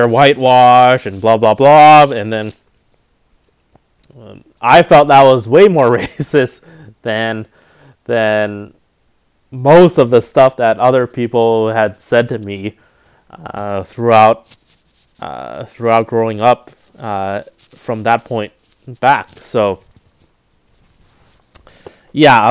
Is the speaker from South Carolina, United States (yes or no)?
no; North Orange County, California, United States; also born or lived in Riverside, California; Growing up in North Orange County, Asians were always in the minority